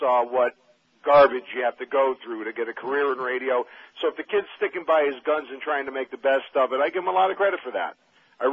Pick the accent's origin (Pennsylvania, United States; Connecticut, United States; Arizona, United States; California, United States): Connecticut, United States; New Haven; moved away; I'm from Connecticut originally